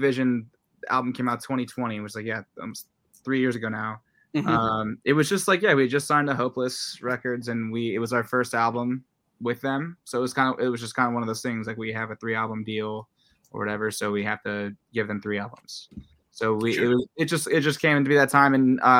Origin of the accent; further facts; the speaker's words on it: El Segundo, California, United States; also born or lived in South Bay; we moved from the South Bay where I grew up. So like, mm-hmm. I'm from El Segundo, same as … from ….